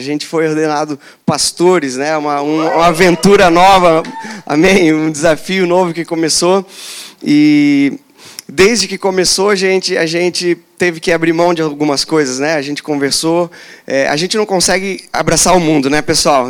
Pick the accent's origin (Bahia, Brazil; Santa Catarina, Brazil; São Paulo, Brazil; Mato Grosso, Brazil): Santa Catarina, Brazil; Joinville; Eu sou, sou de Joinville, lá tem cachoeira